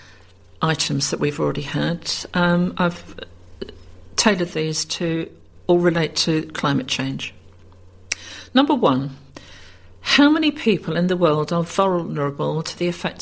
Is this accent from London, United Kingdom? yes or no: no; Kent, South East England, United Kingdom; I was born in Kent, and after working elsewhere for several years, moved into a small village in West Kent, where I had lots of friends and lived happily for 33 years